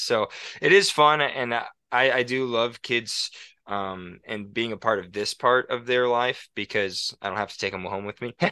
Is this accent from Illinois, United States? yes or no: yes; Rockford, Illinois, United States; moved away as an adult; also born or lived in La Crosse, Wisconsin; now in Montana, United States; I grew up in Rockford, Illinois, lived there for eighteen years until I went to college in La Crosse, Wisconsin for five years, and now I live in Montana.